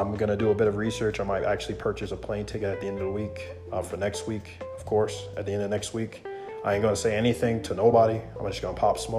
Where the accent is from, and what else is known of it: United States